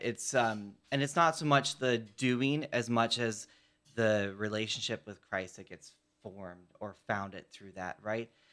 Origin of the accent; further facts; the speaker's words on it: Chicago, Illinois, United States; I was raised in Chicago